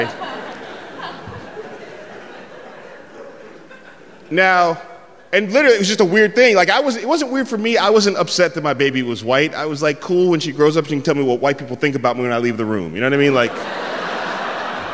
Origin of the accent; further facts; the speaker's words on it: San Francisco, California, United States; also born or lived in the South; I'm from San Francisco